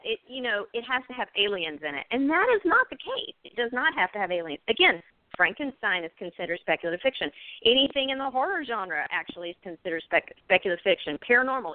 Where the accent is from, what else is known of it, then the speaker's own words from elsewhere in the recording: Pace, Florida, United States; also born or lived in Houston, Texas; I'm actually from Houston, and I was raised in Pace